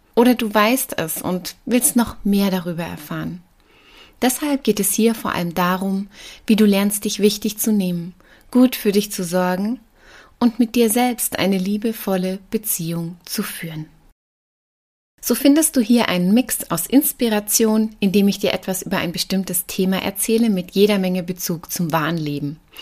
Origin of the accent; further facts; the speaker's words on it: Black Forest, Baden-Württemberg, Germany; moved away as an adult; now in Rosenheim, Germany; Ursprünglich komme ich aus dem Schwarzwald und bin gebürtige Partnerin. Der Kenner hört das vielleicht ab und an noch raus, selbst wenn ich seit bald 20 Jahren in Bayern lebe.